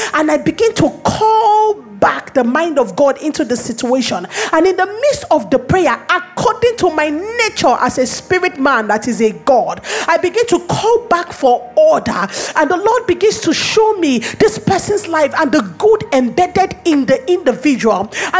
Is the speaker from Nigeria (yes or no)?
yes; Lagos, Nigeria; I refuse to believe that my nature is that I am Nigerian, I am a woman, I live in Lagos.